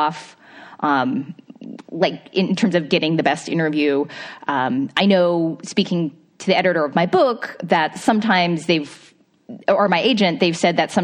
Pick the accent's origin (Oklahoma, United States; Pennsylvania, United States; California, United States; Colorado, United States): California, United States; Bay Area; growing up in the Bay Area